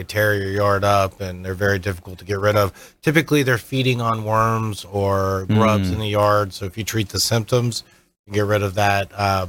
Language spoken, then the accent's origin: English; Florida, United States; I remember growing up in Florida. I'm fourth generation Floridian.